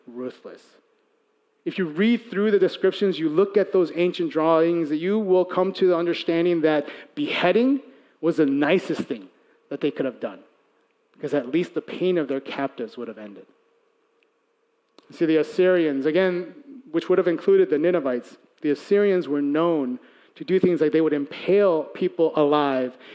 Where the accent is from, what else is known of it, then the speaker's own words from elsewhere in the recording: Chicago, Illinois, United States; I'm Korean-American. I was born and raised in Chicago